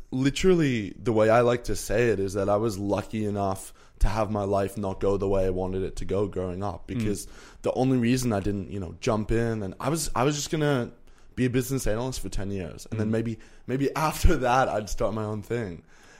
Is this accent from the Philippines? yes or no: no; Canada; I'm 21. I grew up in Canada, and my mum is South African and my dad's Danish